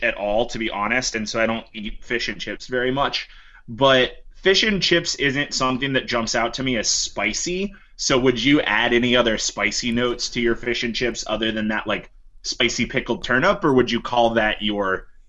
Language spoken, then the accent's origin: English; Ohio, United States; we're from Ohio